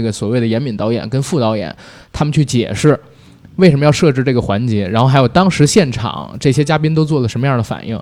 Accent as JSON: {"language": "Chinese", "region": "Beijing", "country": "China", "said": "我是作为一个北京人，我经常看他剧"}